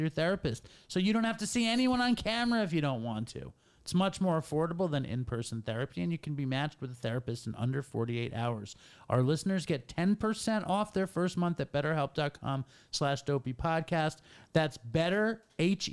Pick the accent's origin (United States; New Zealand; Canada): United States; New York City, New York; everyone I grew up with is from New York City